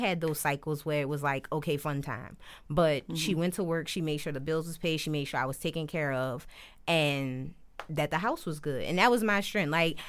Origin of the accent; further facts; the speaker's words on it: New Orleans, Louisiana, United States; I'm from Uptown. I grew up Uptown, right up the street from the Magnolia, between Washington and 2nd. So I've been that way my entire life up until recently. So now I stay in the East. But the Uptown is home.